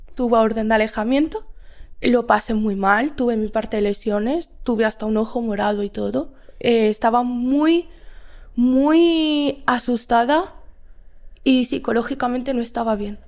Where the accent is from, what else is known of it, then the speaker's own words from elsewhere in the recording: Madrid, Community of Madrid, Spain; soy de Madrid